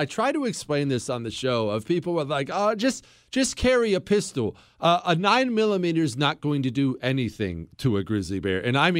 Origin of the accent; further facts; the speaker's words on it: Montana, United States; Because I grew up in Montana, and this happened all the time.